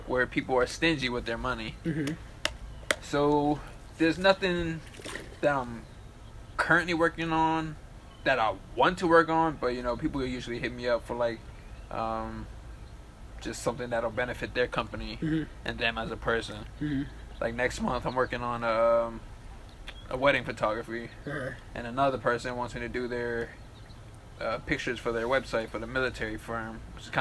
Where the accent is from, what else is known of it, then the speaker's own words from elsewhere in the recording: Silver Spring, Maryland, United States; also born or lived in Eastern Shore, Maryland; now in Hagerstown, United States; I was born and raised in Silver Spring, Maryland. I moved to the Eastern Shore and then I moved here to Hagerstown